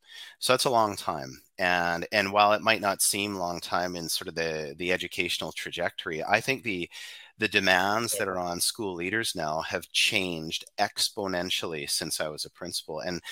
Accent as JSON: {"language": "English", "country": "Canada", "said": "and we're from Canada, so we'll use a hockey analogy."}